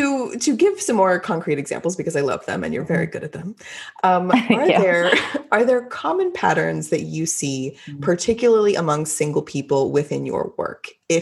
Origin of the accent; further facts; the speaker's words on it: Texas, United States; I'm Texan.